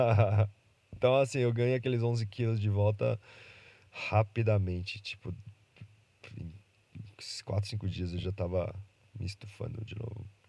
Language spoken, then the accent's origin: Portuguese; Brazil; Eu nasci no Brasil